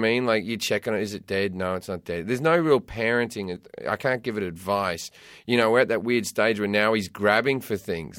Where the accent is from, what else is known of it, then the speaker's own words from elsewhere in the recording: Sydney, New South Wales, Australia; moved away as an adult; also born or lived in United Kingdom; now in United States; I lived in, I brought up in Australia, left Australia when I was twenty-three